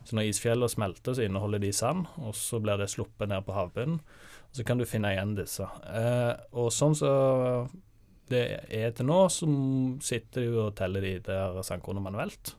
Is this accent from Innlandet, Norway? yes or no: no; Sandnes, Rogaland, Norway; moved away as an adult; now in Bergen, Norway; jeg er jo fra Sandnes